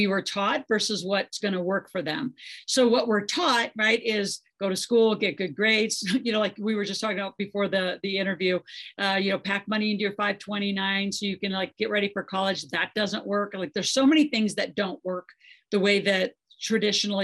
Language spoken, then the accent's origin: English; Nebraska, United States; I grew up in Nebraska on a farm